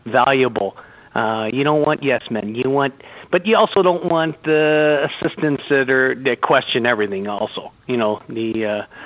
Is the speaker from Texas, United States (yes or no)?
no; St. Louis, Missouri, United States; I grew up in St. Louis, Missouri